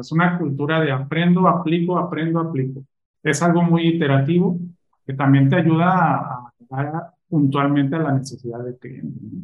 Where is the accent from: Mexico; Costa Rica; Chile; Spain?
Mexico; Mexico City; moved away as an adult; now in Monterrey, Mexico; Yo soy chilango. Ok. Este, actualmente estoy en Monterrey